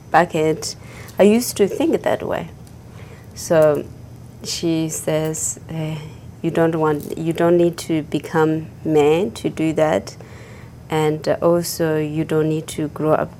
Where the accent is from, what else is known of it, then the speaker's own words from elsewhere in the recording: Tibet, China; English is a second language; moved away as an adult; also born or lived in India; I was born in Tibet and grew up in Tibet